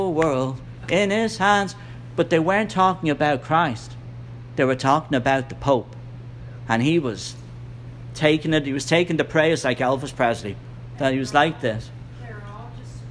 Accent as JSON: {"language": "English", "country": "Ireland", "tie": "born or raised there", "moved": "yes", "said": "the country I was raised in the Republic of Ireland"}